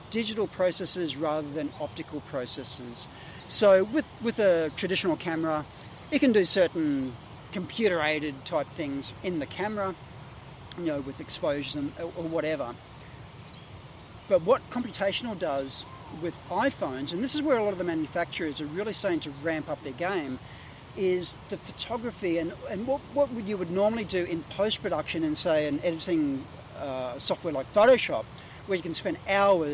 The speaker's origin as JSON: {"language": "English", "area": "Sunshine Coast", "region": "Queensland", "country": "Australia", "tie": "born or raised there", "also_born_or_lived": "Ipswich, Queensland", "lives_now": "Gold Coast, Australia", "said": "I grew up kind of in Ipswich and then mostly on the Sunshine Coast around Noosa, Yandina and Caloundra"}